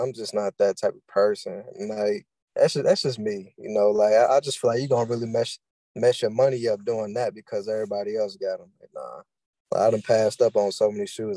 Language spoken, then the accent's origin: English; Louisville, Kentucky, United States; I'm from Louisville, Kentucky, born and raised